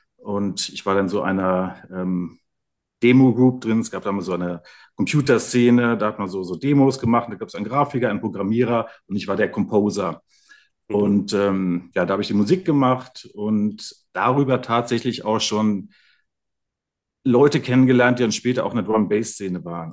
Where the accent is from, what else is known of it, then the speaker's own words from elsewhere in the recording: Germany; hier aufgewachsen in der Region